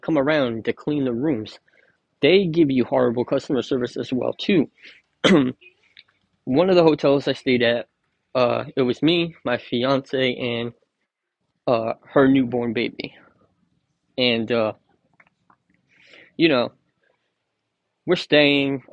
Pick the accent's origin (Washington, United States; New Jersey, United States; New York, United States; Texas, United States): New Jersey, United States; I'm from New Jersey